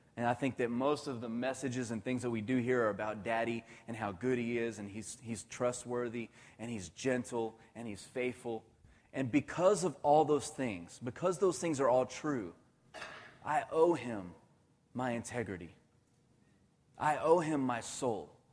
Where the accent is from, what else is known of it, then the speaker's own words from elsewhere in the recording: Irving, Texas, United States; I grew up in Irving my whole life